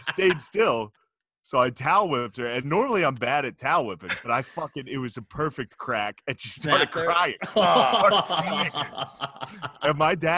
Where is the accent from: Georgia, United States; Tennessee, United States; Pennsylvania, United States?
Pennsylvania, United States; Mechanicsburg; I'm from Mechanicsburg. So, yeah, but I grew up in like a nice house and a nice neighborhood